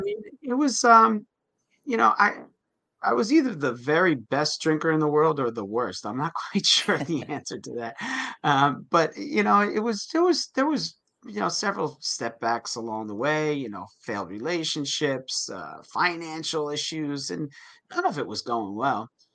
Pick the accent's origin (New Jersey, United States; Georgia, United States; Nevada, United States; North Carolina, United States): New Jersey, United States; I grew up in New Jersey. I'm in New Jersey now